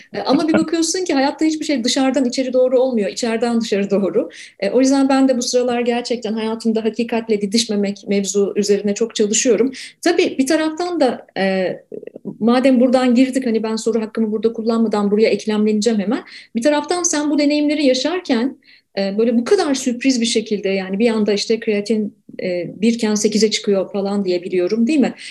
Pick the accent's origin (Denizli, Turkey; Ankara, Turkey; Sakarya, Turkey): Ankara, Turkey; also born or lived in Canada; now in Istanbul, Turkey; Ankara'da doğdum, büyüdüm.